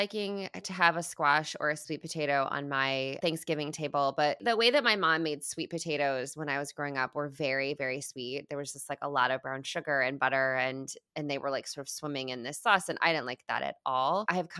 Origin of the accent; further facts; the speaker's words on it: Midwest, United States; I grew up in the Midwest. My dad grew up on a farm. My dad is farming corn currently right now.